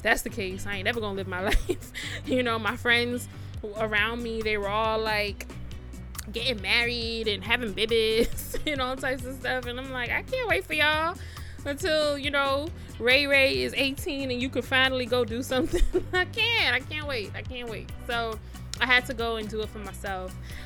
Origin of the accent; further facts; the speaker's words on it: Jamaica; also born or lived in United States; now in Ghana; I'm a 30-something year old Jamaican